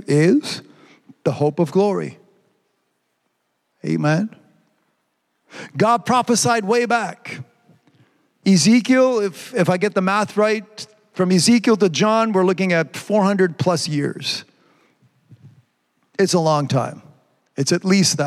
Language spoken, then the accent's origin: English; Canada; I'm from Canada